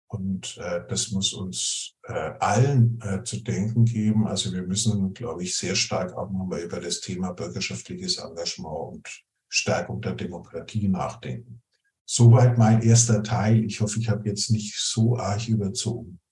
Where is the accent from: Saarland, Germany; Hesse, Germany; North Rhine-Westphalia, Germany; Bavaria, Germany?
Bavaria, Germany; Nuremberg; ich komme aus Nürnberg